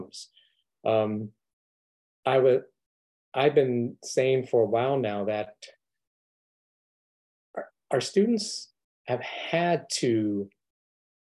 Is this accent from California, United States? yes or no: yes; Southern California, United States; I grew up in Southern California